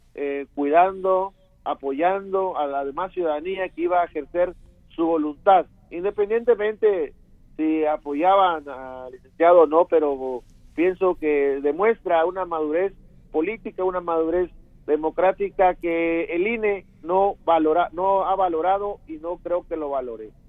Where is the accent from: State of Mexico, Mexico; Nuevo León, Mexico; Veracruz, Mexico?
Veracruz, Mexico; Las Choapas; de la zona donde, de donde yo soy originario, del municipio de Las Chuapas.